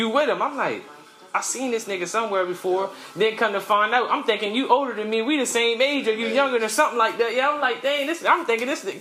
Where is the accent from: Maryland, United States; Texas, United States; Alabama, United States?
Maryland, United States; Cambridge; now in Charlotte, United States; I'm from the city called Cambridge, Maryland